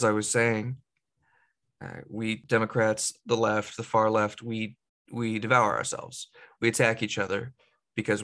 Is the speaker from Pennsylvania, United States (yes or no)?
no; Gilroy, California, United States; moved away as an adult; also born or lived in Santa Cruz, California; now in Seattle, United States; I grew up in the Bay Area. I grew up right outside of Silicon Valley, Gilroy, California